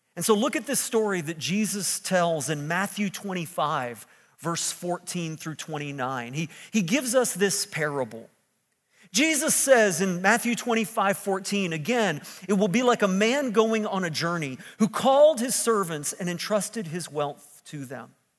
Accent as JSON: {"language": "English", "town": "Sussex", "region": "New Brunswick", "country": "Canada", "tie": "born or raised there", "also_born_or_lived": "Lansing, Michigan", "moved": "yes", "lives_now": "Moncton, Canada", "said": "I was born here in New Brunswick, here in Sussex, a little cow town down the road from Moncton."}